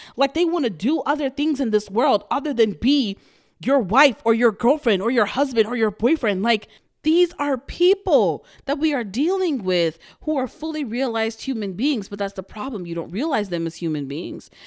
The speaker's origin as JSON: {"language": "English", "town": "Houston", "region": "Texas", "country": "United States", "said": "I'm from Houston, Texas"}